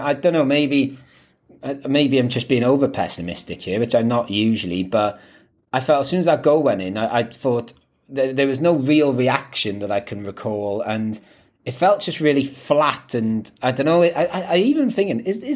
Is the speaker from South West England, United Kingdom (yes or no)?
no; Wales, United Kingdom; moved away; I grew up playing football in Wales